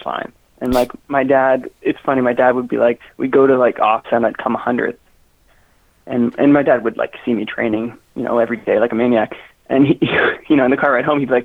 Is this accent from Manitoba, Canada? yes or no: no; Newmarket, Ontario, Canada; I joined Huskies in grade 12 because I was from the Newmarket Aurora area.